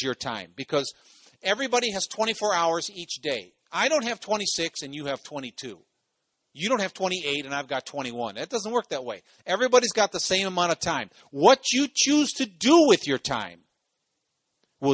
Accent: Cleveland, Ohio, United States; I come from Ohio. I come from Cleveland.

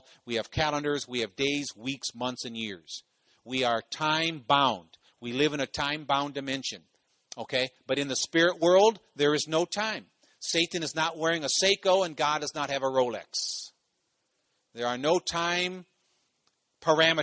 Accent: Cleveland, Ohio, United States; I come from Ohio. I come from Cleveland.

